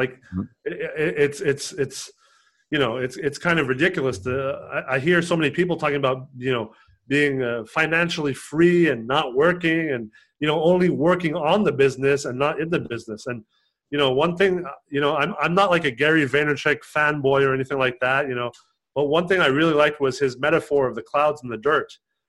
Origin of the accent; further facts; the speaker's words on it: Canada; And you know, I'm also Canadian and Canada.